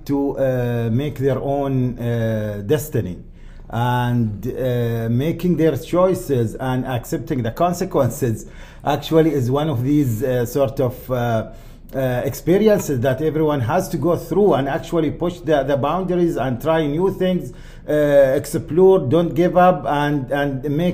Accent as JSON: {"language": "English", "country": "Oman", "said": "I am from Oman"}